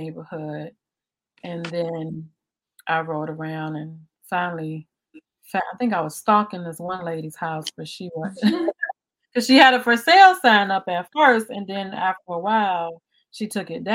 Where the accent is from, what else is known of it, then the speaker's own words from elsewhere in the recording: Highland Park, United States; also born or lived in Savannah, Georgia; beautiful houses like the ones I grew up in Highland Park.